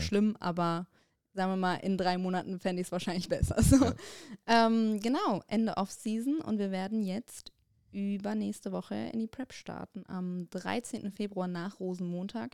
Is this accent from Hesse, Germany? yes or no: no; Bonn, North Rhine-Westphalia, Germany; bei uns in Bonn